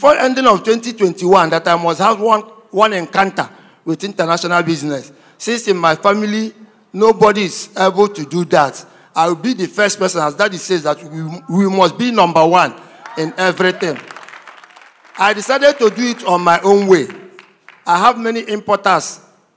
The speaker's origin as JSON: {"language": "English", "town": "Aba", "region": "Abia", "country": "Nigeria", "tie": "born or raised there", "also_born_or_lived": "Imo State", "moved": "yes", "said": "I'm from Imo State, but I was grown up and brought up in Abia State. I was born and grown up in Abia State. In Abia State, precisely in Aba"}